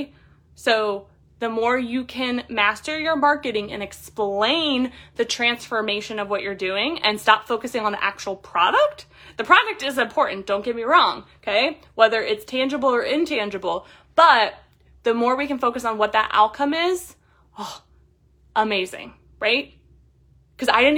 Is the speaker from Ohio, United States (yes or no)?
yes; Columbus, Ohio, United States; I'm a woman from Columbus, Ohio